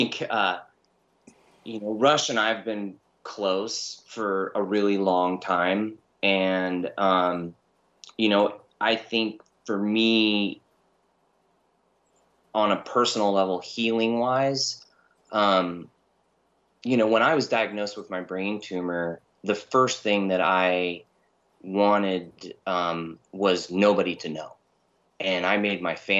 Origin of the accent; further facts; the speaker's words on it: Southern California, United States; also born or lived in Rocklin, California; I spent a good proportion of my youth in the valley and in Southern California in pretty rough neighborhoods